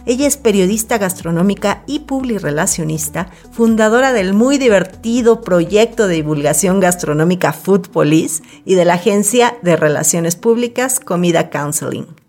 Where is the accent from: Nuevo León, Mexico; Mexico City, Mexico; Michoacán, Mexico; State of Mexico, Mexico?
Mexico City, Mexico; chilanga comelona